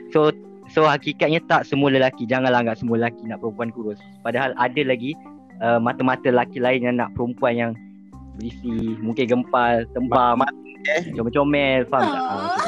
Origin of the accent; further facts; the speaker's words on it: Sarawak, Malaysia; now in Peninsular Malaysia, Malaysia; Saya daripada Sarawak tapi saya menetap di Semenanjung lama jugalah.